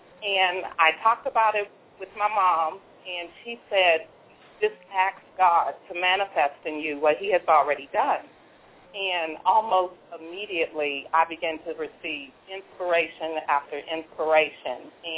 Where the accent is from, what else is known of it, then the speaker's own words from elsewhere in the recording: Washington, District of Columbia, United States; they asked me to come to Washington, D.C., which is my hometown, by the way, and enter the poetry contest.